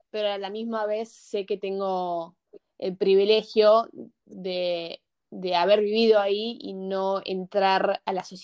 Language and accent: Spanish; Argentina; also born or lived in United States; me siento más argentina que yankee en un sentido porque esos años me formaron mucho más que los años que me formé en Estados Unidos porque tenía dos años